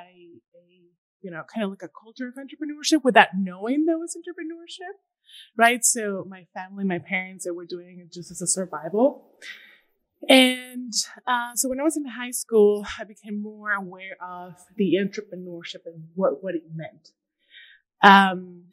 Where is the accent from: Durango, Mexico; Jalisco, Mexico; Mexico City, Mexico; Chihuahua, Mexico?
Durango, Mexico; English is a second language; moved away as an adult; also born or lived in Maine / New York; now in El Paso, United States; I'm originally from Durango. It's a small town in Mexico, Durango, Mexico. I decided to come to the States to learn English.